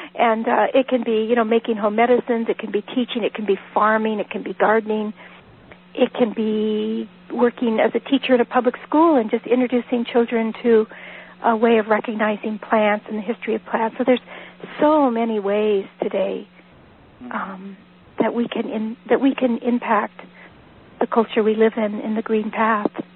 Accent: Northern California, United States; moved away as an adult; now in Vermont, United States; I was born and raised in Northern California.

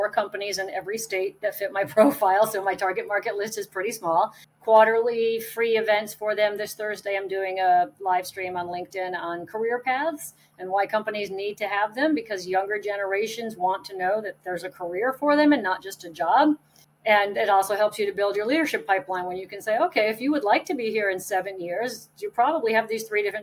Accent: Connecticut, United States; moved away as an adult; now in South Carolina, United States; I grew up in Connecticut

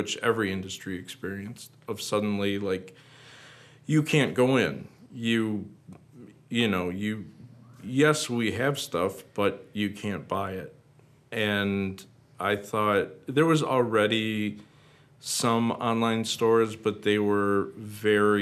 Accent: Wisconsin Rapids, Wisconsin, United States; moved away; I'm from Rapids. And I hope to come back there soon to move

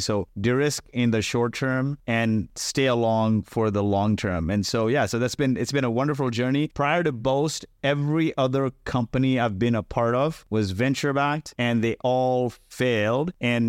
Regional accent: Kuwait; born there; also born or lived in India; So I was born in Kuwait. My parents are from India and they weren't really educated.

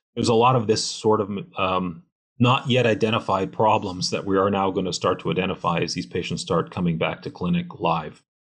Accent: Canada; now in United States; I am Canadian

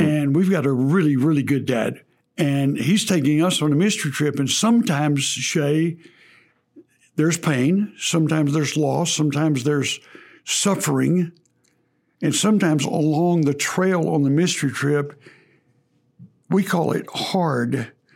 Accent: Texas, United States; accent: Texas; forgive my Texas accent there

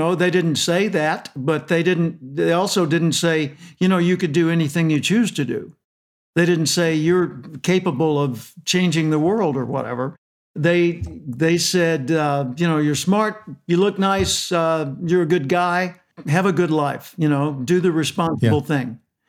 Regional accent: Little Rock, Arkansas, United States; I was born in Little Rock, Arkansas. For those internationally, that's the center southern portion of the United States. My dad was a telephone repairman. By the way, I was born in 1946

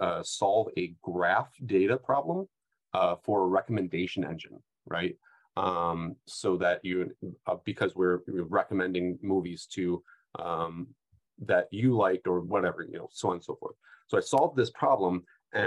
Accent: Midwest, United States; I'm a Midwesterner

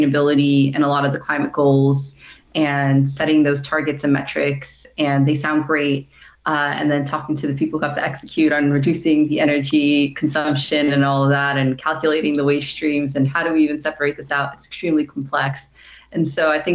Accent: New York, United States; I'm originally from New York

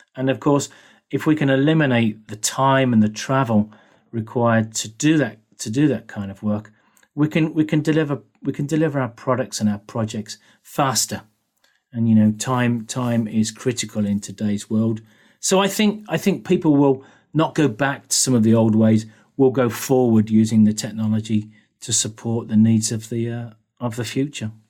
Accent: United Kingdom; moved away; also born or lived in Germany / Sweden / United States; as you can probably hear, I'm a Brit.

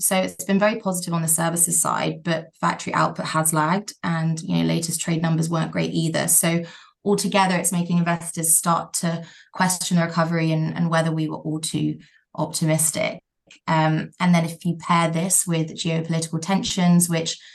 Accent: Thailand; moved away; So I grew up in Thailand, and aside from COVID, I go back annually.

